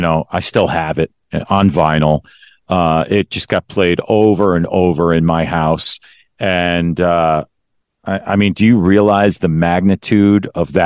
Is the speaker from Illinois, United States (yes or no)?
no; Westchester, New York, United States; my childhood friend, Eddie Vassallo, who I grew up with in Westchester